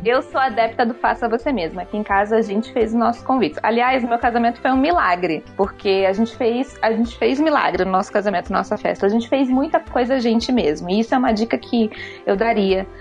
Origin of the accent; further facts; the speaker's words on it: Rio de Janeiro, Brazil; moved away; eu sou do Rio, então minha família é gigantesca de lá juntou todo mundo, fez uma caravana, veio para cá.